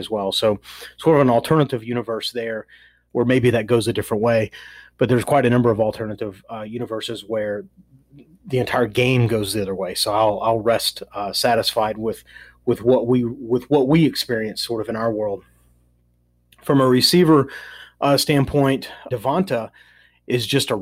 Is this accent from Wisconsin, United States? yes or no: no; Nashville, Tennessee, United States; I'm from Nashville